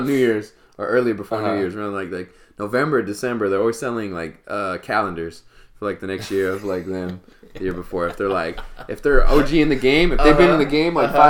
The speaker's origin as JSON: {"language": "English", "town": "Stockton", "region": "California", "country": "United States", "tie": "born or raised there", "also_born_or_lived": "Mesa, Arizona"}